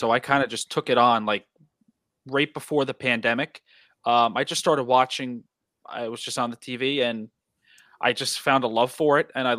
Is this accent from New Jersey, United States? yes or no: yes; Ho-Ho-Kus, New Jersey, United States; I live in a small town in Bergen County, New Jersey, called Hohokus. I don't know, two hyphens in it. It's very odd. And, yeah, that's pretty much where I've grown up